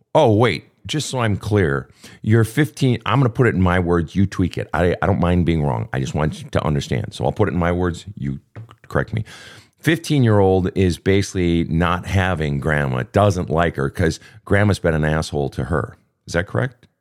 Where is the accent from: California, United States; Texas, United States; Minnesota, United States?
Minnesota, United States; Minneapolis; Minneapolis, Minnesota, my hometown